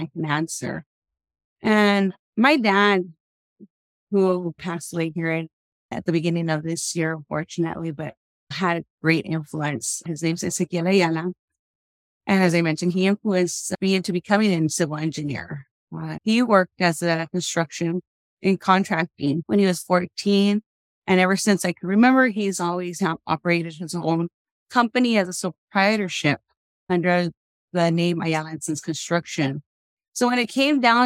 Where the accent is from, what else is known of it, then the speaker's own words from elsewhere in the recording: Los Angeles, California, United States; moved away as an adult; now in Tucson, United States; Born in Los Angeles, originally from out there, went to school and started going to the university at Cal State LA for about a year and a half